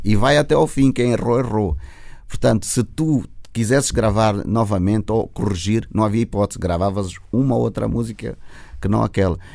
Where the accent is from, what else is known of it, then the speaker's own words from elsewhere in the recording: Luanda, Luanda Province, Angola; eu nasci no Sambila, eu sou do Sambizanga